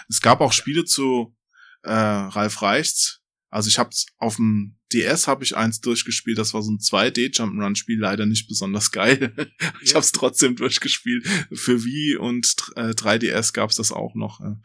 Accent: Limburg an der Lahn, Hesse, Germany; bei uns in Limburg

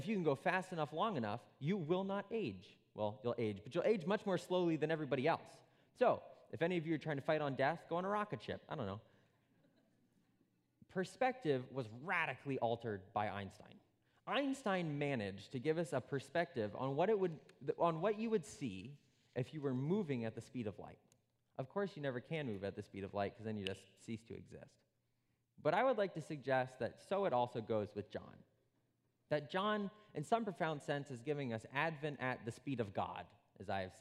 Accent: Princeton, New Jersey, United States; I was born in Princeton, New Jersey, which is a little island in a great sea of New Jersey

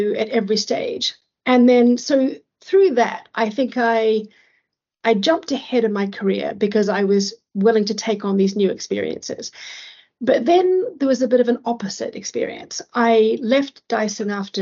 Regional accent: New Zealand; moved away as an adult; also born or lived in London / Asia; I'm from New Zealand

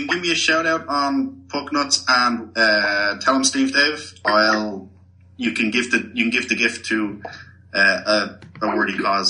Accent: Dublin, Leinster, Ireland; I'm from Ireland. Dublin

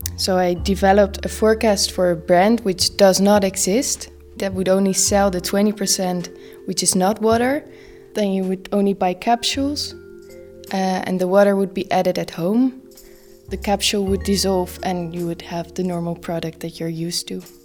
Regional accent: Netherlands; I'm from the Netherlands

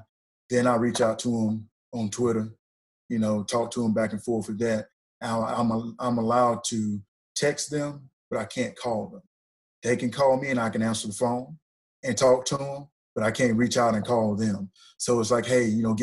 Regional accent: Ripley, Mississippi, United States; moved away as an adult; also born or lived in Auburn, Alabama; I'm originally from North Mississippi. Played at Ripley High School, Ripley Tigers.

